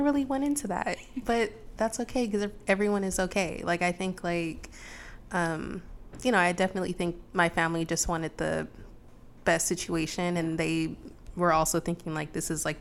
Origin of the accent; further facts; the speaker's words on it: Los Angeles, California, United States; now in Portland, United States; I grew up in Los Angeles